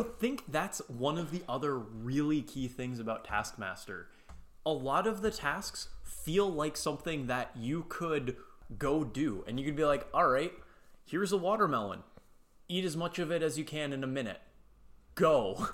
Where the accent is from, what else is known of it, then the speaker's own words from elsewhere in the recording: United States; I'm American